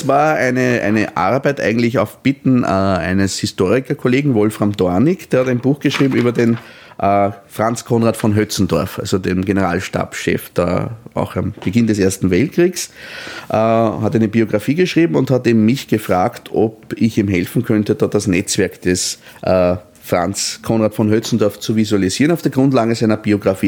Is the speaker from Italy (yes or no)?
no; Austria; als Österreicher